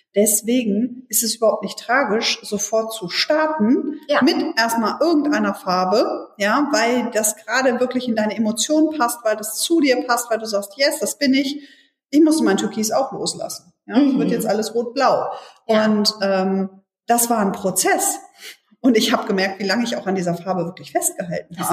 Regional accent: Hannover, Lower Saxony, Germany; in Hannover kennen wir keine vierspurigen Straßen in der Stadt

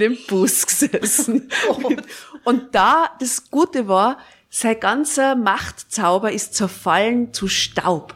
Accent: Tyrol, Austria; moved away; ich bin in Tirol in einem Dorf aufgewachsen

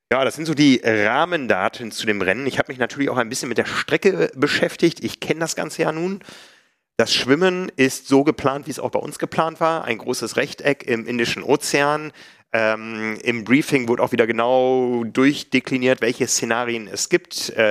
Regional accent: Hamburg, Germany; Für mich als Hamburger war es enorm steil.

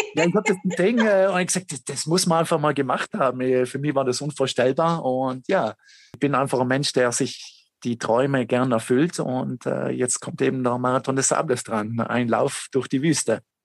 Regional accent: South Tyrol, Trentino-Alto Adige, Italy; bei uns in Südtirol

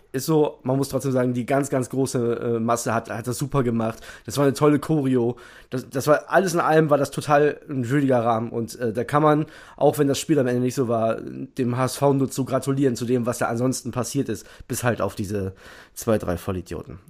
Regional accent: Lower Saxony, Germany; ich bin ja Niedersachse

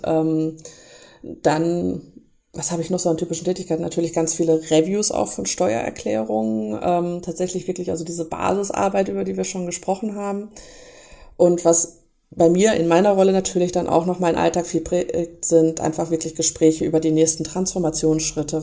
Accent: Lemgo, North Rhine-Westphalia, Germany; also born or lived in Bielefeld; nicht gebürtige Bielefelderin, sondern ich komme aus Lemgo

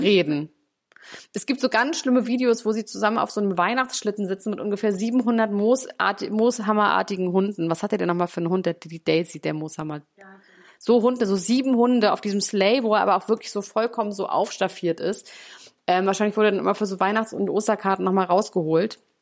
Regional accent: Germany; bei uns in Deutschland

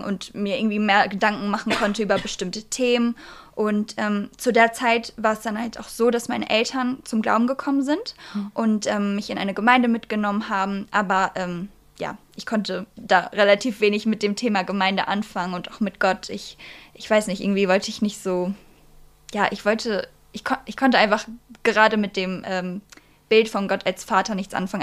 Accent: Bielefeld, North Rhine-Westphalia, Germany; ich komme aus Bielefeld

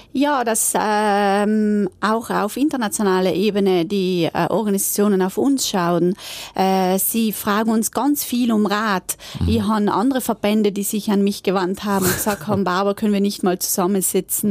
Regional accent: South Tyrol, Trentino-Alto Adige, Italy; wir in Südtirol

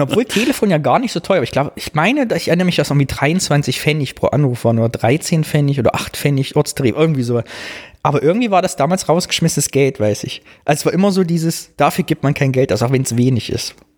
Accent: the East, East Germany, Germany; meiner Kindheit, meiner Jugend im Osten

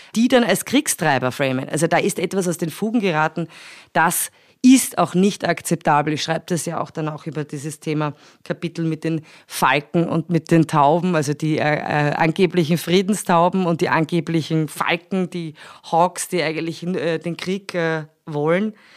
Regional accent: Austria; bei uns in Österreich

